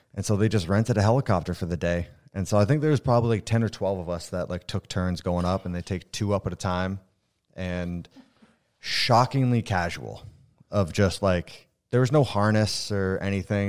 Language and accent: English; Vermont, United States; also born or lived in Ontario, Canada / Michigan; born in Ontario, uh, moved to Vermont super young. So like I was raised in Vermont